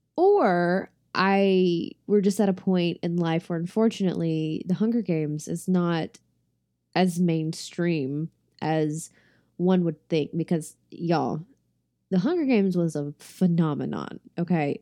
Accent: Shelby, North Carolina, United States; my hometown of Shelby, North Carolina

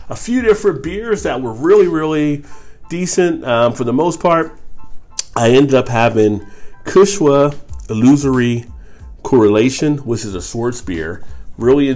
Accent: New Jersey, United States; moved away; I'm from New Jersey originally

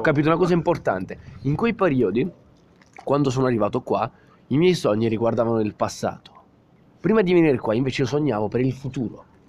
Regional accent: Southern Italy, Italy; moved away as an adult; al mio paese, al sud Italia

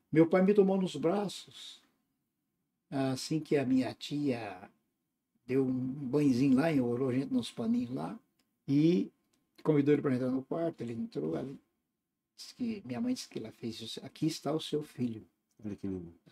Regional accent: Tumiritinga, Minas Gerais, Brazil; born there; um vilarejo, né? que é, ficou como a minha cidade natal no meu documento, né? chama Tumiritinga essa cidade.

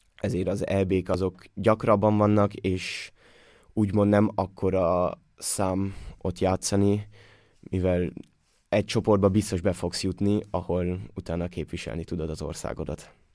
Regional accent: Austria; moved away as an adult; now in Hamburg, Germany; itt mindenkit ismerek, mindenki ismer mindenkit, többnyire együtt nőttünk fel

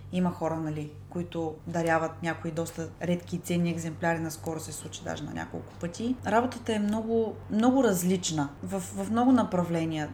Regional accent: Ruse, Ruse Province, Bulgaria; Живея в Русе, родена съм в Русе, цял живот съм живяла тук, не съм живяла никъде другаде

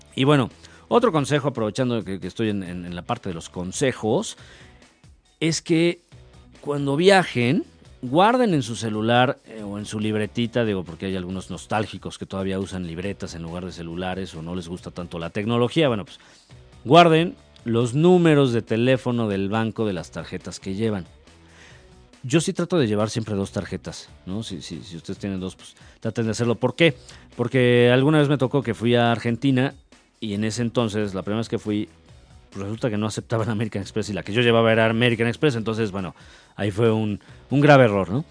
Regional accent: Mexico; yo soy mexicano

